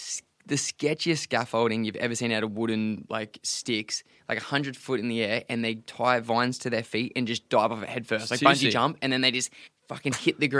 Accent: Australia; us as Australians

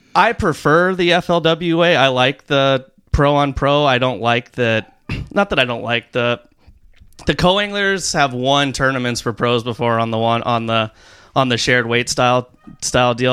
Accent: Rancho Santa Margarita, California, United States; I grew up in Rancho Santa Margarita

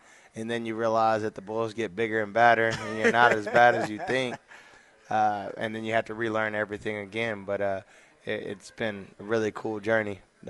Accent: Rockdale, Texas, United States; also born or lived in Temple, Texas; I'm originally from Rockdale, Texas.

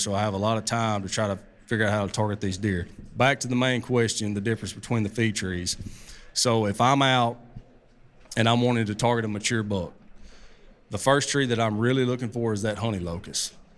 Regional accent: Southeast, United States; also born or lived in Mississippi Delta; I'm from the Southeast.

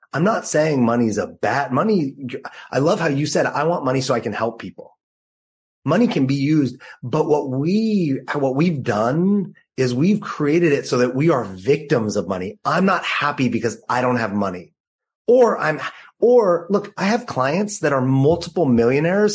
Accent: Los Angeles, California, United States; also born or lived in New York City; now in San Diego, United States; I grew up in Los Angeles.

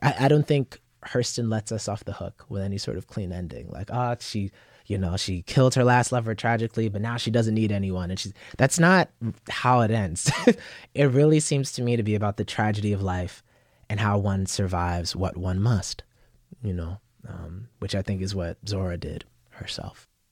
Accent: Yonkers, New York, United States; also born or lived in Bronx, New York; I was born in the Bronx, grew up in, uh, South Yonkers

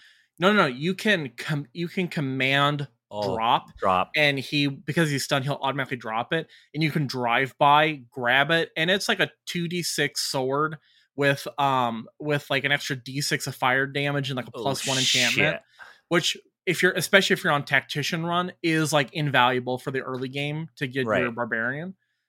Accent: Detroit, Michigan, United States; I'm from Detroit.

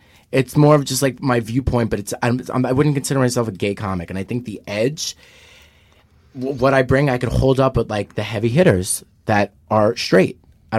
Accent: New York City, New York, United States; now in Los Angeles, United States; I'm from Staten Island. Staten Island is very pro-Trump.

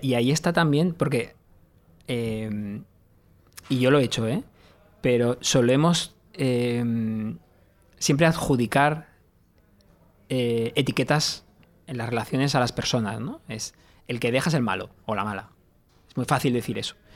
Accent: Mediterranean coast, Spain; que yo no soy castellano, es eh, soy mediterráneo

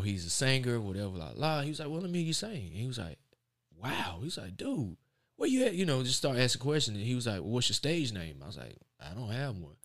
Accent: Raleigh, North Carolina, United States; I'm from Raleigh, North Carolina

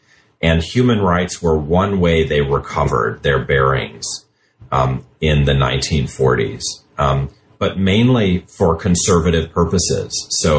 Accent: United States; I'm an American. I am a historian by training.

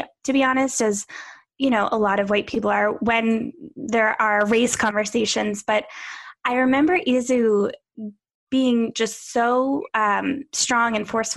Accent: Pennsylvania, United States; I grew up in Pennsylvania

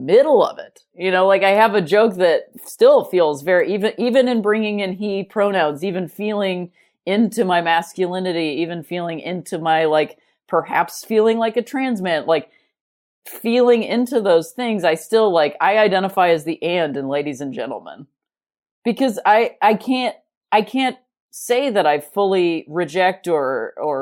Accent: United States; I am an American person

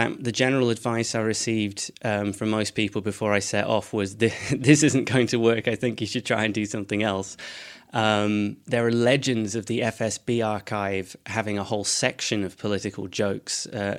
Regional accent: Edinburgh, Scotland, United Kingdom; So I'm from Edinburgh, though my accent wouldn't make you think that.

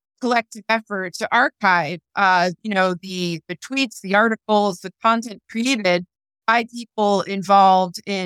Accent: United States; as an American

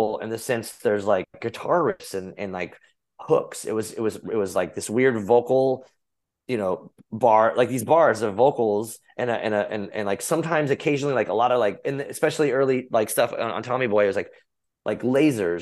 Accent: Arizona, United States; I grew up in Arizona

